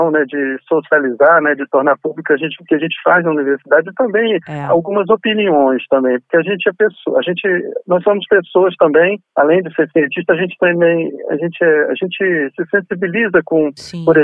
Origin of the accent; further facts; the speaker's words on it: Campos dos Goytacazes, Rio de Janeiro, Brazil; moved away as an adult; also born or lived in Niterói; now in Santos, Brazil; Eu sou do Norte Fluminense, Na nascido ali uhum. perto, né, em Campos do Goitacazes